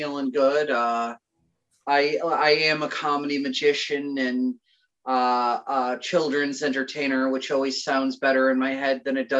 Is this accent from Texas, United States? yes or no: no; Connecticut, United States; Right now it's cold and depressing, and every day bleeds into one another, and you can go to Starbucks and order a seasonal depression latte, and it doesn't pick up here until spring.